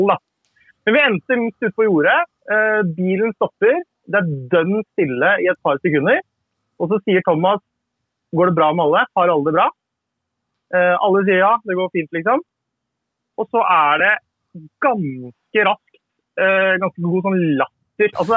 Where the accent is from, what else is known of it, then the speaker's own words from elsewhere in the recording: South Korea; now in Norway; Jeg er jo